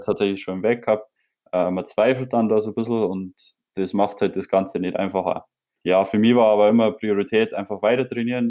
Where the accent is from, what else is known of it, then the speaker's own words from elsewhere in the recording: Bavaria, Germany; bei uns in Bayern